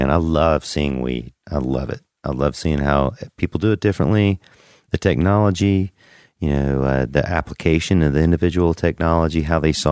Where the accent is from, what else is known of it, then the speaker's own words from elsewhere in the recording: Ponce de Leon, Florida, United States; now in Colorado, United States; I'm from Florida, mm. little town called Ponce de Leon.